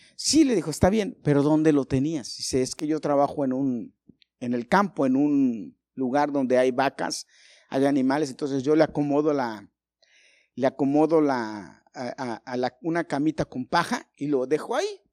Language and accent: Spanish; Mexico City, Mexico; yo nací en un barrio peligrosito, malo. Y crecí ahí